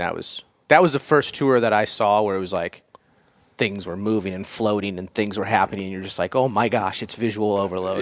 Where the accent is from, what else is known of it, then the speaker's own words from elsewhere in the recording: Iowa, United States; moved away; also born or lived in Colorado; I grew up in Iowa, it's flat.